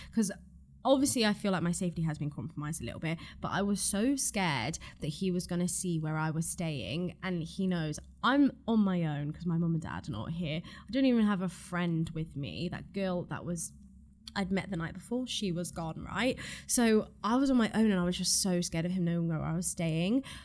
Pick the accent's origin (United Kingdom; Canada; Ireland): Ireland; born or raised there